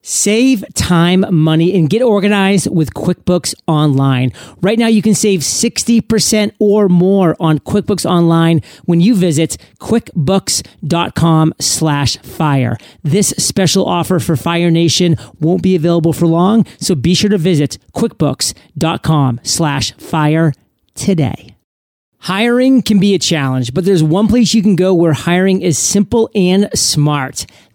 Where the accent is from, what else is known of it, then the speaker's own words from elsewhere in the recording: Maine, United States; I mean, you're talking to a Mainer right now. I mean, I'm from Maine. We've done all that stuff. I mean, we split wood every single fall, literally.